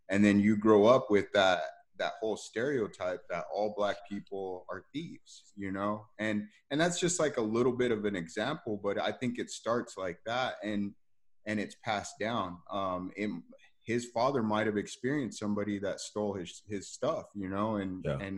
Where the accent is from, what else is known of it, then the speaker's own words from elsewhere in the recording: United States; And me being African American, you know, I've I've been uh, stereotyped.